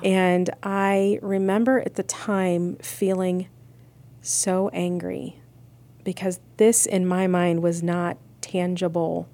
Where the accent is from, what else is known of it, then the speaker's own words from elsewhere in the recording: Akron, Ohio, United States; I was born and raised in Akron, Ohio.